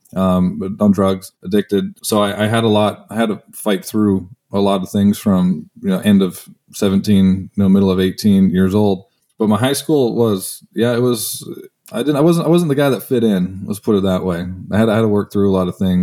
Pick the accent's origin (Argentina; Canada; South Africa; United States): Canada; moved away as an adult; I'm Canadian, so I played hockey